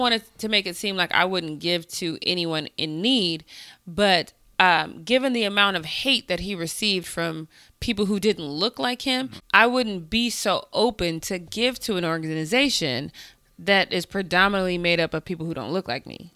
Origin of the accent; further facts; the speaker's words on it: Colorado, United States; I grew up in Colorado